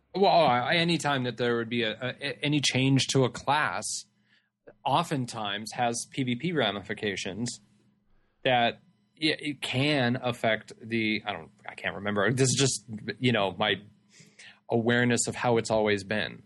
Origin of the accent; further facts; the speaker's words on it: California, United States; I'm from California